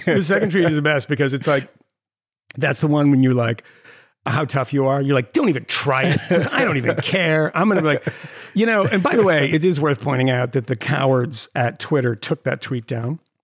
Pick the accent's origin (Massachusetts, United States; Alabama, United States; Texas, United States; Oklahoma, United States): Massachusetts, United States; Concord; moved away; my hometown of Concord, Massachusetts